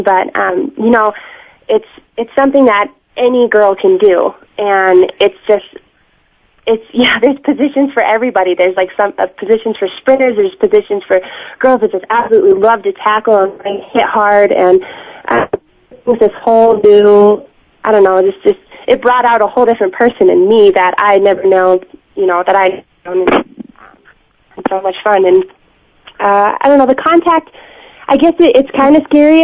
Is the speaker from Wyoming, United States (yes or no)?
yes; Laramie area, Wyoming, United States; also born or lived in Alaska; I am from Alaska originally, but was kind of brought up in this area